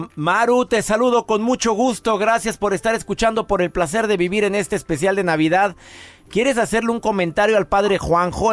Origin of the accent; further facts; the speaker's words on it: Colombia; now in San José, United States; Soy de Colombia